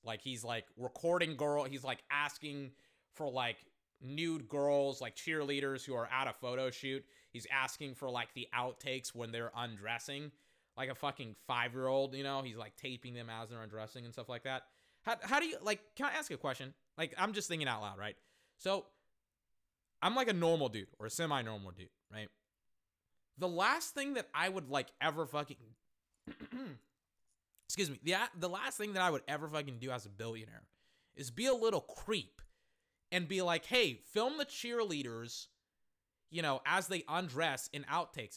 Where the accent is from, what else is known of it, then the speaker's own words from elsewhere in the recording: Texas, United States; I am black and from Texas